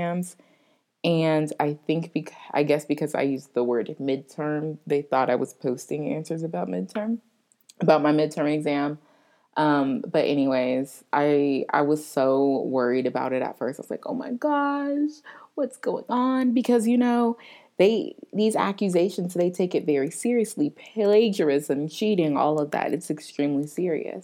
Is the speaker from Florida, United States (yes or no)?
yes; Florida, United States; moved away as an adult; now in New Orleans, United States; I'm from Florida. I'm used to the heat.